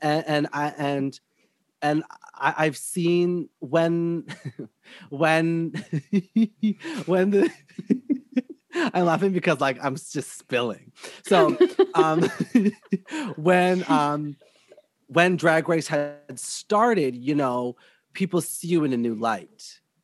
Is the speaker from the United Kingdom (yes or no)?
no; Whitby, Ontario, Canada; But I grew up in Whitby, Ontario, which is like all white people everywhere